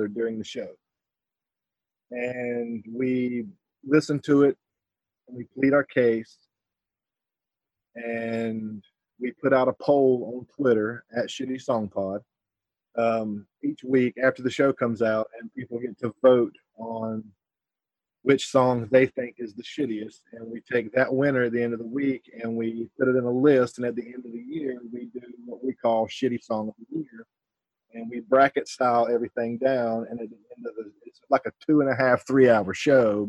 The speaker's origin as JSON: {"language": "English", "town": "Myrtle Beach", "region": "South Carolina", "country": "United States", "tie": "born or raised there", "moved": "as an adult", "lives_now": "West Virginia, United States", "said": "I come from the South. I lived in Myrtle Beach, South Carolina for about 34 years. Moved to West Virginia about 4 or 5 years ago"}